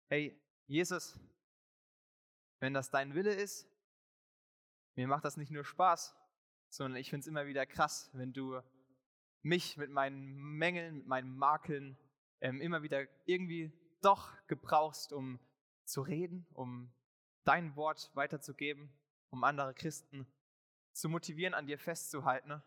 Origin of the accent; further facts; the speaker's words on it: Ingelheim, Rhineland-Palatinate, Germany; dass ich in Igelheim, in meiner Heimatgemeinde, ähm, mal predigen durfte